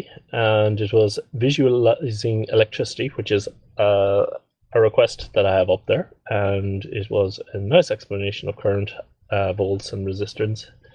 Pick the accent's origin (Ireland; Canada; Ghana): Ireland; moved away